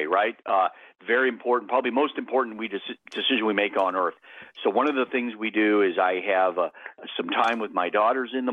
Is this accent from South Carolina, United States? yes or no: no; Maine, United States; I grew up in Maine